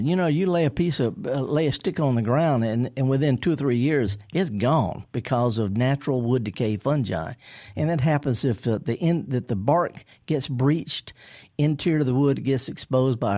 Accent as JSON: {"language": "English", "town": "Indianola", "region": "Mississippi", "country": "United States", "tie": "born or raised there", "said": "I'm from Indianola."}